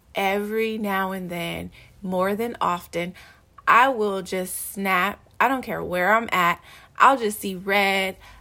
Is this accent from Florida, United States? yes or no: no; Los Angeles, California, United States; I grew up in South Central, I grew up, like, on a hundred and eighteenth and Avalon